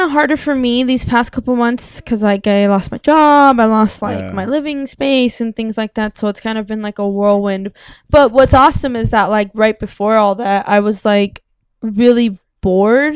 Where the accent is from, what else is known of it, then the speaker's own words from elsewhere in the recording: South Gate, California, United States; I lived in LA, I grew up in Southgate